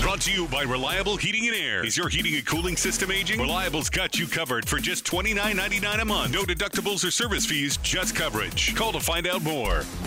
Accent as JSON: {"language": "English", "region": "Florida", "country": "United States", "said": "I'm from Florida"}